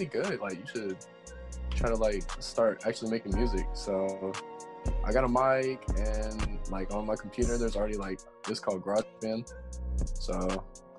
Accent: Stone Mountain, Georgia, United States; I'm from Stone Mountain, Georgia, like 20 minutes outside of Atlanta. It's pretty chill here

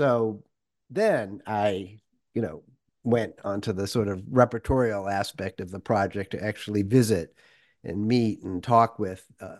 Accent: Worcester, Massachusetts, United States; I was just like, you know, a suburban, you know, middle class kid growing up in Worcester, Massachusetts.

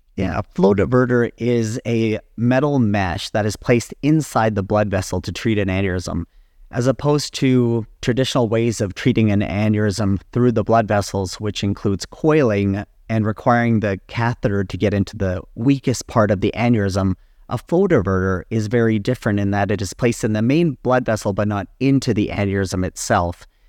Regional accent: Calgary, Alberta, Canada; also born or lived in Ann Arbor, Michigan, United States / Edmonton, Alberta, Canada / Boston, Massachusetts, United States / Phoenix, Arizona, United States; I was born and raised in Calgary, Alberta

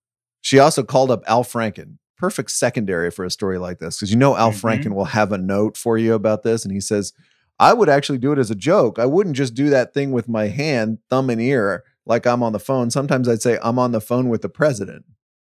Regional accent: Dallas, Texas, United States; when I was growing up in Dallas-Fort Worth

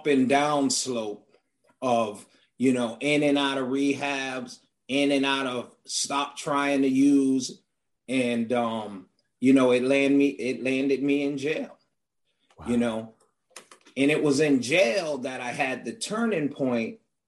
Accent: Hartford, Connecticut, United States; I grew up in Hartford, Connecticut.

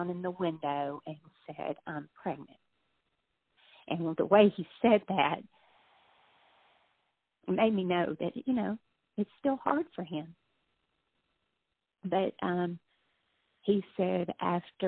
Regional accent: Dover, Tennessee, United States; We grew up in Dover, where the girls were, Stewart County.

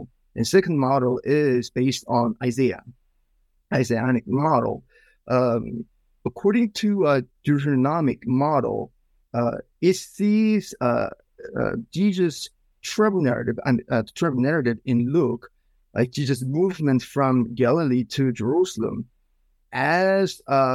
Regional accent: South Korea; moved away as an adult; also born or lived in Philadelphia, United States; now in Pasadena, United States; I came from Korea, South Korea, about 15 years ago

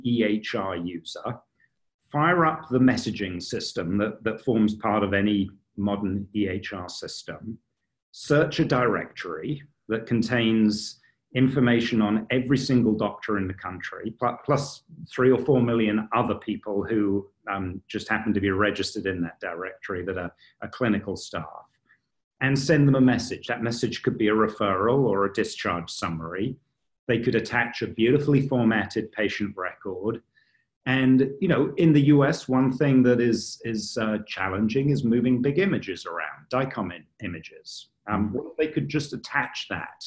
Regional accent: United Kingdom; moved away; my home country, the United Kingdom

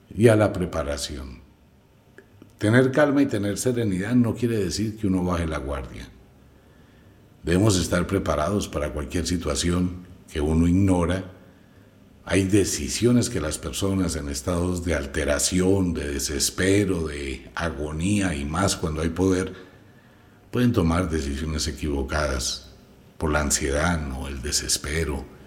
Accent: Colombia; Como colombiano, vivo en Colombia

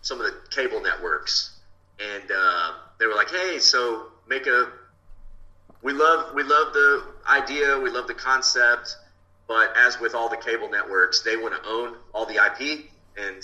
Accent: Texas, United States; I'm a Texan

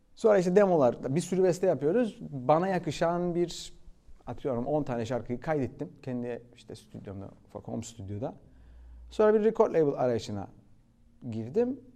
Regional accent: Cyprus; moved away as an adult; also born or lived in London, United Kingdom / Cardiff, United Kingdom / Ibiza, Spain / Australia; now in Turkey; Kıbrıs'ta doğdum zaten. Yani 22 yaşına kadar Kıbrıs'taydım

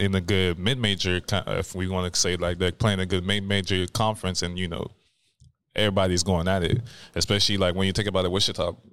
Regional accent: Canada; I mean, it's my first time playing there, so I'm like, I'm

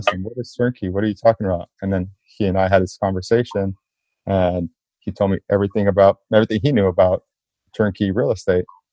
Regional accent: South Gate, California, United States; I grew up in Southgate, California, which is right, just like a few minutes away from downtown

